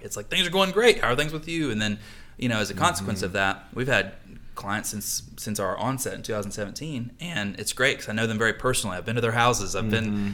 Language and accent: English; Charlotte, North Carolina, United States; also born or lived in Mooresville, North Carolina; I am a native Charlatan, probably the last one left